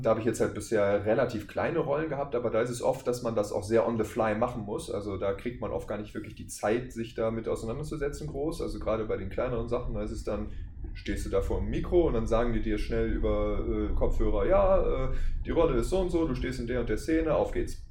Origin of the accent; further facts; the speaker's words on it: Wuppertal, North Rhine-Westphalia, Germany; aus Wuppertal